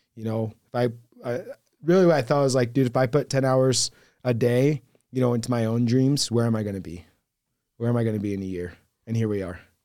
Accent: Hurricane, Utah, United States; also born or lived in Fort Worth, Texas; was born and raised in Hurricane

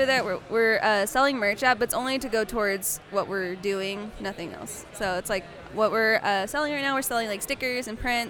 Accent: Oklahoma, United States; moved away as an adult; also born or lived in Georgia, United States; now in Kansas City, United States; I'm actually not from Kansas City. I was technically born in Georgia, down south, and then I was raised in Oklahoma, then just moved here last year.

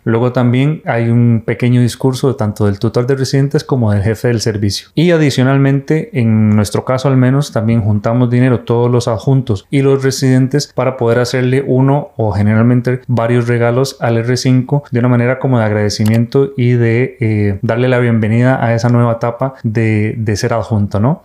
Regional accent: Costa Rica; now in Spain; soy de Costa Rica

